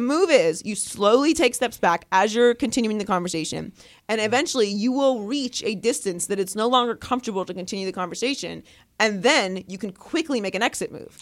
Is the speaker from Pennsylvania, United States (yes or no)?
yes; Pittsburgh, Pennsylvania, United States; I grew up in Pittsburgh